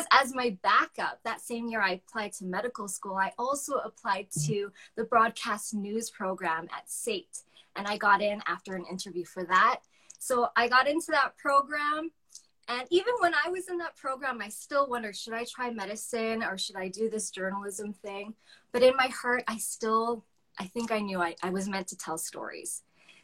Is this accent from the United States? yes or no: no; Calgary, Alberta, Canada; moved away as an adult; also born or lived in Yorkton, Saskatchewan; I grew up in Calgary